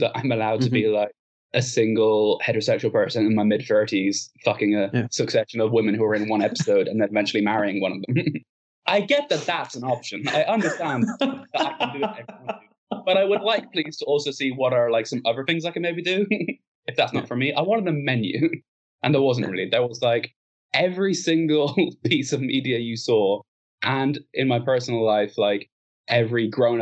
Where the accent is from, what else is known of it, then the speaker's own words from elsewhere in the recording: Ireland; we're Irish.